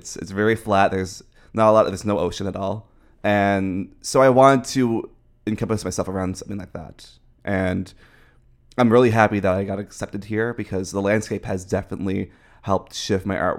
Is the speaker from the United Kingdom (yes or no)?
no; Newfoundland and Labrador, Canada; Yes, I'm from Newfoundland.